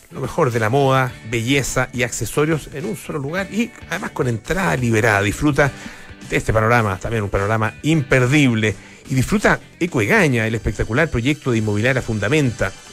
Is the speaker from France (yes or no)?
yes; France; Spanish is a second language; además soy francesa